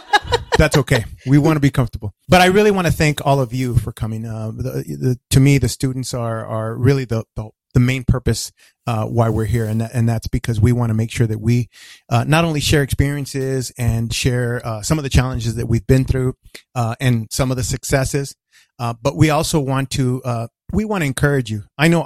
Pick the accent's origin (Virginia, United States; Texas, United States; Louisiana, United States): Texas, United States; El Paso; I was born and raised in El Paso, Texas.